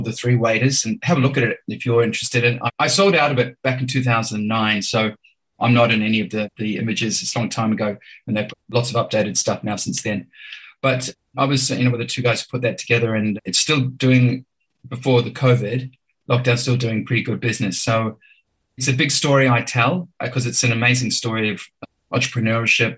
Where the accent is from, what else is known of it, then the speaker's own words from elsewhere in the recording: Auckland, New Zealand; moved away as an adult; also born or lived in Malawi / Geneva, Switzerland; now in Sydney, Australia; growing up in Auckland, New Zealand was a terrific experience as well